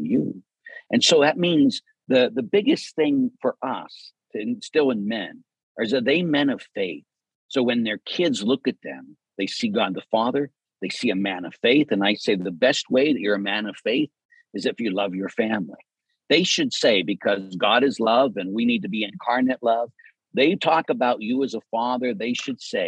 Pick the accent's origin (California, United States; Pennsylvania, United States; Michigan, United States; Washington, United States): Pennsylvania, United States; Pittsburgh; growing up in Pittsburgh